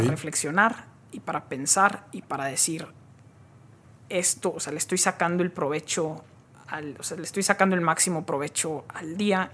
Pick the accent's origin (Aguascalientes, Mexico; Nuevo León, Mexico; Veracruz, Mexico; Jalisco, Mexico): Nuevo León, Mexico; Monterrey; moved away as an adult; also born or lived in Silicon Valley; Nací aquí, en, aquí en Monterrey, aquí crecí, aquí estuve hasta los 19 años